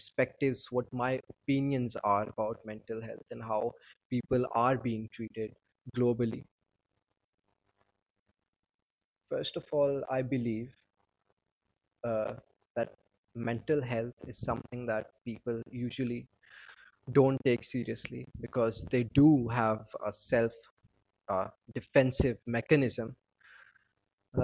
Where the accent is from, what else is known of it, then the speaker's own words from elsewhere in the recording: Pakistan; I'm from Pakistan